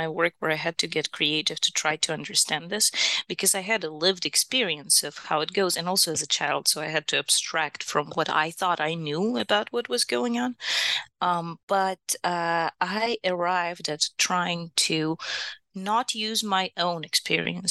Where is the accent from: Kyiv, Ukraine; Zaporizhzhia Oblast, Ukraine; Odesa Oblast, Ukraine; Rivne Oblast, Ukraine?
Kyiv, Ukraine; moved away as an adult; also born or lived in Milwaukee, United States; now in Utah, United States; I'm from Kyiv, Ukraine, and my earliest architecture education is actually from Ukraine.